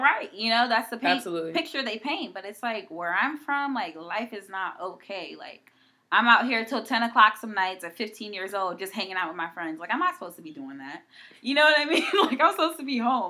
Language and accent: English; East Coast, United States; I'm from the East Coast